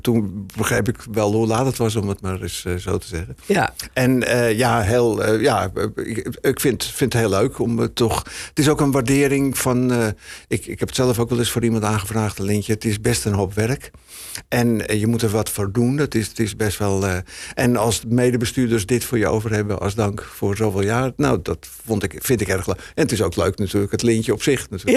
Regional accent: Heemskerk, North Holland, Netherlands; bij ons in Heemskerk

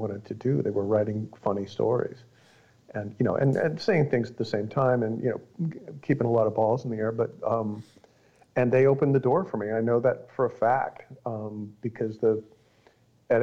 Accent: northeastern Ohio, United States; moved away as an adult; now in Northern California, United States; I grew up in Ohio, sort of the north, eastern part of it. So industrial, Rust Belt, Ohio, in a factory town

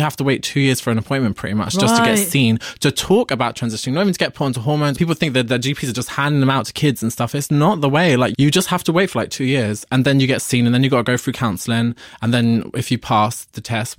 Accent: Ireland; I'm Irish, working class Catholic.

